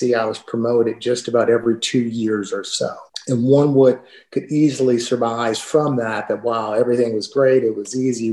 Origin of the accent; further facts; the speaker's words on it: Southern California, United States; moved away as an adult; also born or lived in Portland, Oregon / Connecticut / Scottsdale, Arizona; now in Charlotte, United States; I'm from Southern California, my wife's from Southern California.